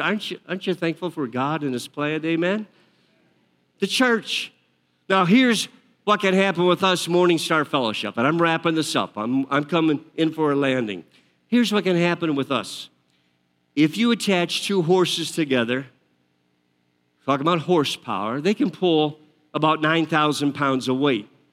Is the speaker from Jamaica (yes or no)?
no; outside Detroit, Michigan, United States; I grew up outside Detroit, my family, a lot of them, my father worked for Ford Motor Company